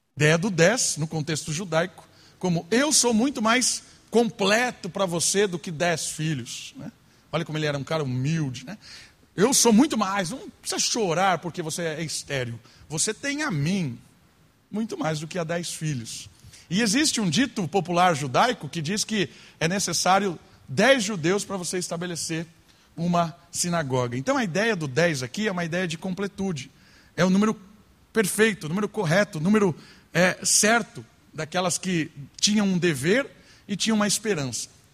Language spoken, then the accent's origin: Portuguese; Brazil; nós brasileiros